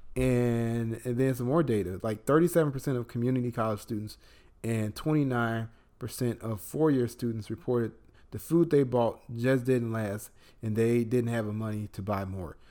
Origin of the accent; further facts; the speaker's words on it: Illinois, United States; moved away; my home state of Illinois